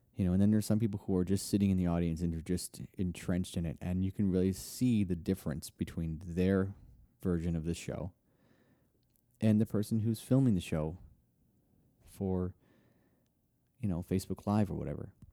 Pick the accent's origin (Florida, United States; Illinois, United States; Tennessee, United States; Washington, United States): Tennessee, United States; Nashville; Nashville, which is my hometown.